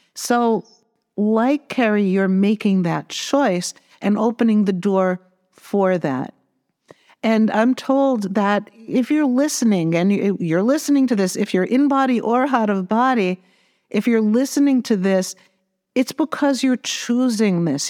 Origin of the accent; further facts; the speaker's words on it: Massachusetts, United States; I'm from Massachusetts